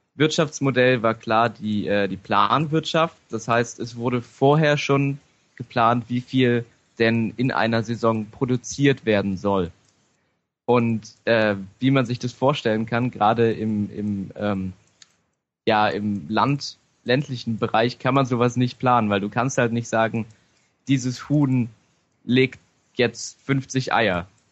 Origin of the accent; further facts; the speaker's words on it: near Halberstadt, Saxony-Anhalt, Germany; moved away; zum einen bin ich ja ursprünglich daher. Ich komme nämlich aus der Nähe von Halberstadt